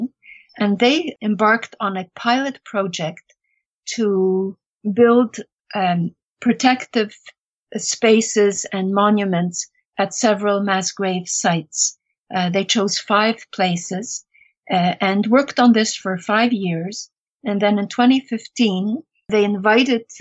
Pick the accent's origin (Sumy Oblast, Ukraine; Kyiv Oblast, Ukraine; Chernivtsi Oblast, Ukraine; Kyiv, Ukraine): Chernivtsi Oblast, Ukraine; Chernivtsi; moved away; I was born in Chernivtsi after the war and went back in 2001